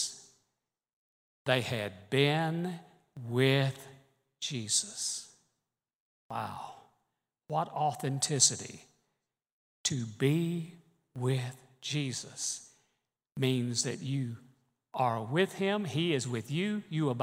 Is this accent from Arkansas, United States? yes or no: no; Birmingham, Alabama, United States; one little boy growing up in Birmingham, Alabama.